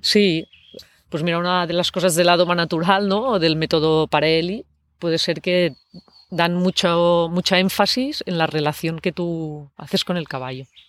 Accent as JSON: {"language": "Spanish", "town": "Barcelona", "region": "Catalonia", "country": "Spain", "said": "yo soy de Barcelona"}